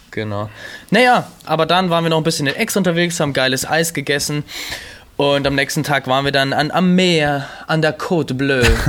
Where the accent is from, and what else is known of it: Germany